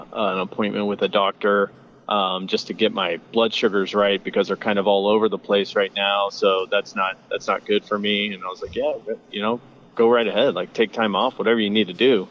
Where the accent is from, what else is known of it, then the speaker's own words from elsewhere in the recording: Las Vegas, Nevada, United States; moved away as an adult; now in St. George, United States; I'm from Las Vegas, and I just recently moved to St. George.